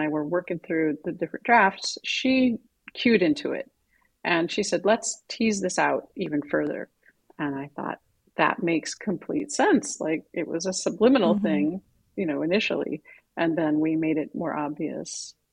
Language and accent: English; Midwest, United States; I grew up in the Midwest.